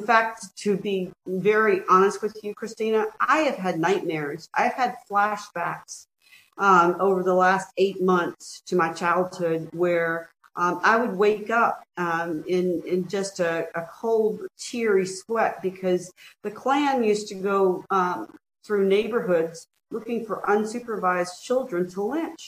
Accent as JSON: {"language": "English", "town": "Mobile", "region": "Alabama", "country": "United States", "tie": "born or raised there", "said": "Growing up in the Deep South in Mobile, Alabama, I lived through Jim Crow"}